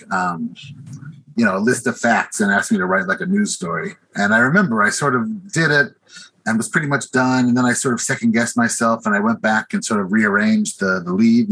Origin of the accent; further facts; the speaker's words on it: Pikesville, Maryland, United States; moved away; growing up in Pikesville in Northwest Baltimore